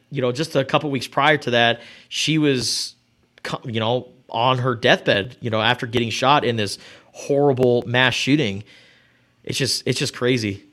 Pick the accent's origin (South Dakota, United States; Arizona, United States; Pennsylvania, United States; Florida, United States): Arizona, United States; Tucson; from the time I was a kid growing up in Rita Ranch